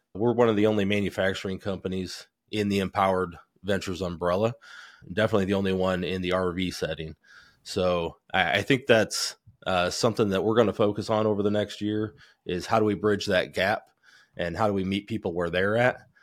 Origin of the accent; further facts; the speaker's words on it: Goshen, Indiana, United States; also born or lived in New Paris, Indiana; I grew up in Goshen, Indiana, part-time there and then part-time in New Paris, just south of there